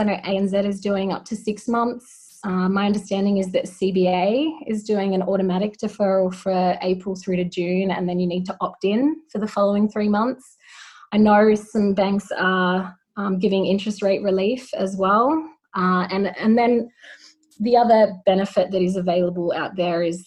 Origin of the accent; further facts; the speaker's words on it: New South Wales, Australia; I'm from New South Wales myself